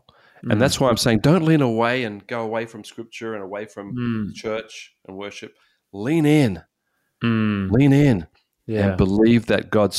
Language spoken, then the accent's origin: English; Australia; as an Australian, and I don't know about South Africa, but Australia, there's a high thing about this.